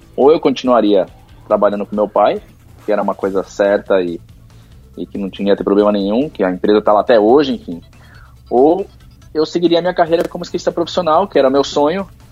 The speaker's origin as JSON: {"language": "Portuguese", "town": "Santo André", "region": "São Paulo", "country": "Brazil", "said": "eu sou de Santo André"}